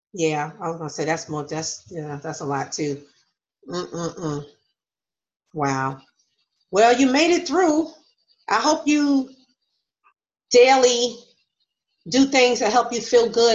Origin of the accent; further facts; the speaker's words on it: New York, United States; Okay. I'm from New York.